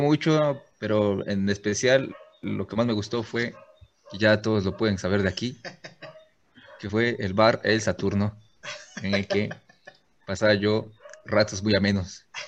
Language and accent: Spanish; Río Blanco, Veracruz, Mexico; yo nací en Roblanco Blanco, pero también, pues, también soy de Veracruz, ¿va? Y sigo viviendo en Río Blanco